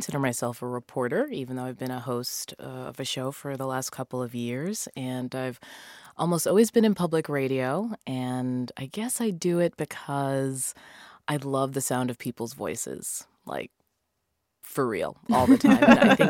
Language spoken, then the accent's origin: English; Massachusetts, United States; For me, I will say that my family, they're all Jamaican, but I grew up in Massachusetts and I just ended up with no accent.